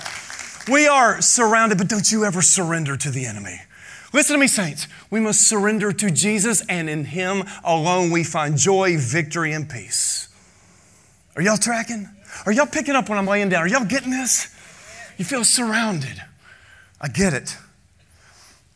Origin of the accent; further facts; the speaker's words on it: United States; we're an American. It's nice and it's safe here